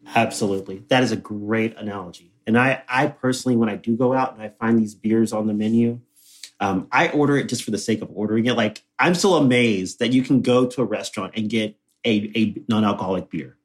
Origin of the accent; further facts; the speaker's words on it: Texas, United States; born and raised in Texas